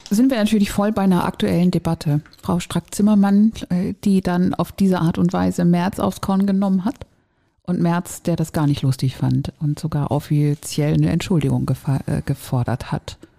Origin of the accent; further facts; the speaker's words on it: Northern Germany, Germany; Und ich bin in Norddeutschland aufgewachsen